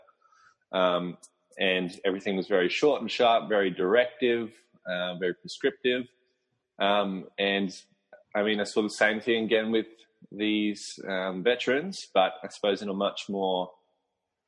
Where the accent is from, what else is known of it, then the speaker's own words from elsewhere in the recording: Brisbane, Queensland, Australia; I'm from Brisbane, Australia, so near the Gold Coast